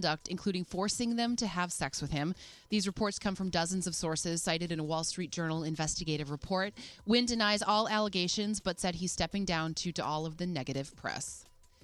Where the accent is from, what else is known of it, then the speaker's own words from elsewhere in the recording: Midwest, United States; accent: Midwestern; my Midwestern accent